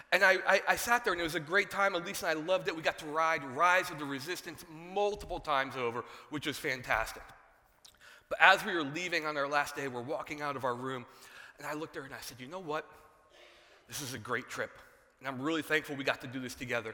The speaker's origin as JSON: {"language": "English", "region": "New Jersey", "country": "United States", "tie": "born or raised there", "said": "I was born in New Jersey."}